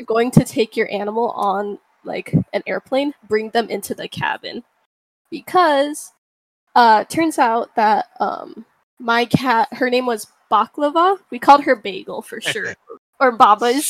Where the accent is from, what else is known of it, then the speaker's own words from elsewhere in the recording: Maui, Hawaii, United States; moved away as an adult; also born or lived in California; now in Washington, United States; I kind of grew up in Maui since I was like four years old until I was 17